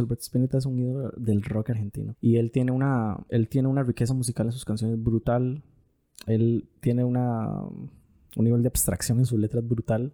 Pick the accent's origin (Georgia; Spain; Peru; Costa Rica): Costa Rica; nosotros estamos adoptando un acento los ticos